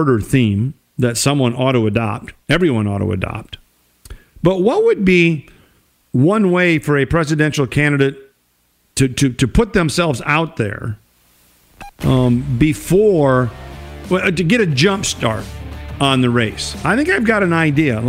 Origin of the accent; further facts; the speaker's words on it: Minnesota, United States; it's my home state